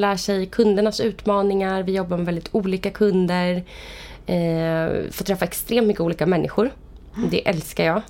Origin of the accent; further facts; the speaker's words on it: Vallentuna, Stockholm County, Sweden; Jag kommer från uppväxt i Vallentuna. Mm. Jag lämnade Vallentuna i två år men nu är jag mm. faktiskt tillbaka där.